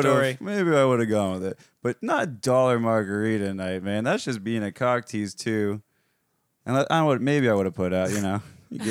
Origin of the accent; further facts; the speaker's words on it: South Florida, United States; I'm from South Florida. I've been exposed to the gay community my whole life.